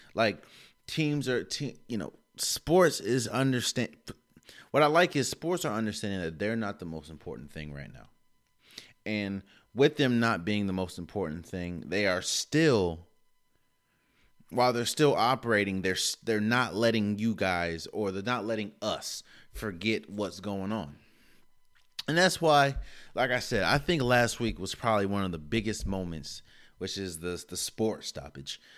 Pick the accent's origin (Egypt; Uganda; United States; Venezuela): United States; DMV; D N V native.